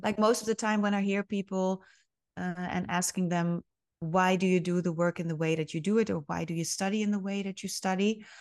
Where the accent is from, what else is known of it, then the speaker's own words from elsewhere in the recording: Friesland, Netherlands; also born or lived in Groningen / Leeuwarden; I was actually born and raised in Friesland